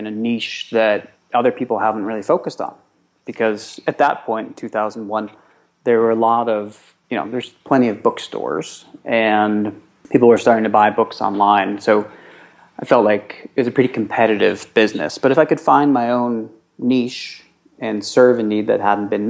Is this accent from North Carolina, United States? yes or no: no; New York City, New York, United States; a 13-year-old boy growing up in New York City